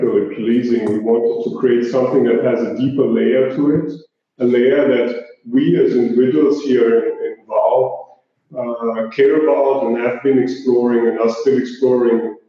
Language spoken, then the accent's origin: English; Zagreb, City of Zagreb, Croatia; I'm an entrepreneur from Zagreb, Croatia